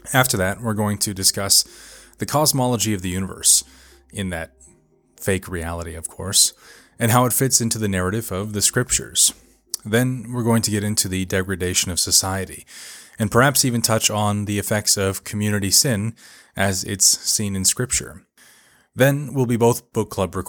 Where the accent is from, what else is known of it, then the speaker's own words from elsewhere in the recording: Las Vegas, Nevada, United States; moved away as an adult; also born or lived in Vietnam / England / China; now in Duluth, United States; my hometown of Las Vegas